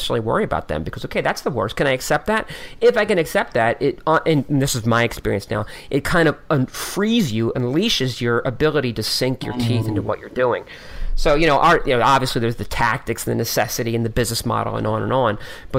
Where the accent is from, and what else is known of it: Philadelphia, Pennsylvania, United States